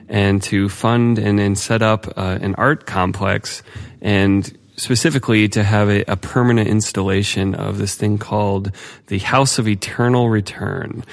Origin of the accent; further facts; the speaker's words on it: Ohio, United States; I grew up in Ohio